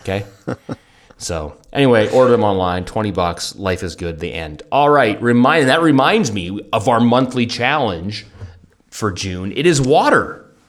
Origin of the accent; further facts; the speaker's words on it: Canada; moved away; from Canada